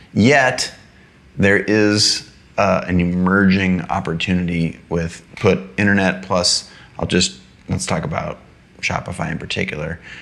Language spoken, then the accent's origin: English; United States; I was born in the United States of America.